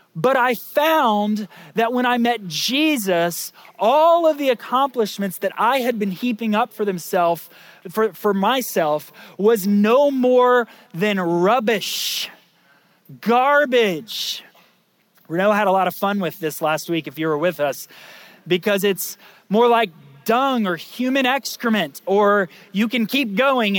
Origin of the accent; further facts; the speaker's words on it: Lake County, Florida, United States; I grew up in Lake County, Florida